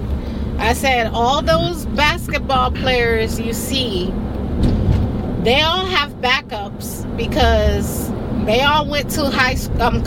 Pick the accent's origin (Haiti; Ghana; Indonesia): Haiti; moved away; I was born in Haiti